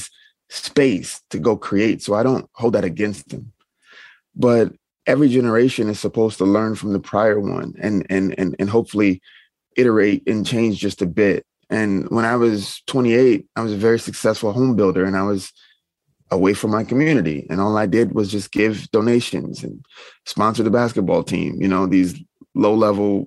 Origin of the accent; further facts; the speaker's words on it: the South, United States; now in Minneapolis, United States; I'm from the South